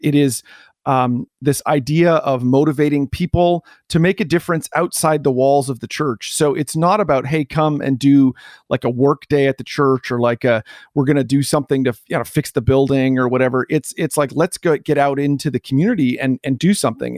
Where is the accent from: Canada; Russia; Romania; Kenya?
Canada; moved away as an adult; also born or lived in New Jersey, United States; I am Canadian